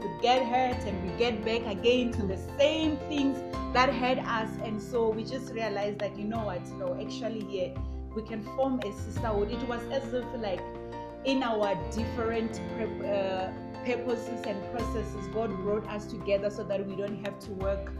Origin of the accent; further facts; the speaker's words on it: Limpopo, South Africa; I mean, I come from Limpopo, the other one in KwaZulu-Natal